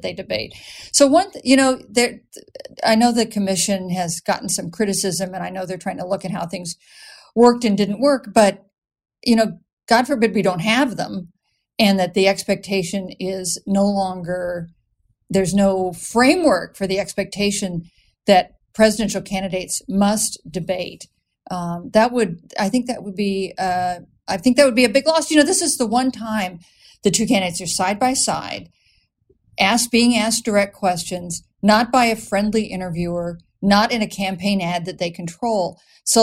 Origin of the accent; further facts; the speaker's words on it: Wichita, Kansas, United States; moved away as an adult; also born or lived in Chicago; when I was born and raised in Wichita, and until I landed at Northwestern, landed in Chicago